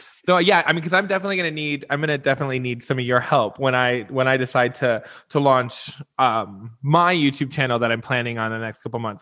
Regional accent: Midwest, United States; moved away; also born or lived in Las Vegas / Los Angeles / New York; growing up in the Midwest, I'm not even necessarily from the East Coast

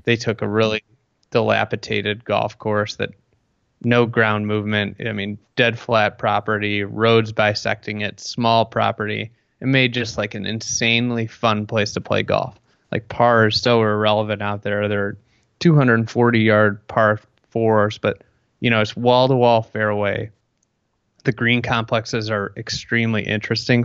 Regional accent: Midwest, United States; I'm from the Midwest

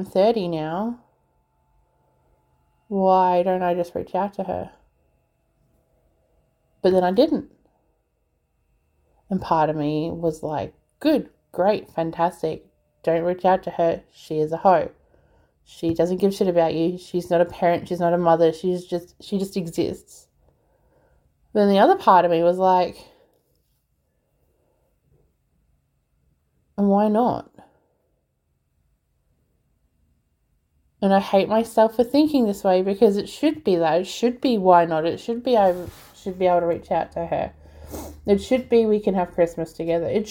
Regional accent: Australia; also born or lived in Melbourne; being Australian, being in Melbourne

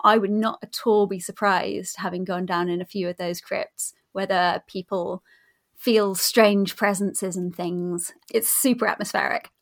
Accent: New Forest, South East England, United Kingdom; I grew up in the New Forest, or near the New Forest, down on the South Coast

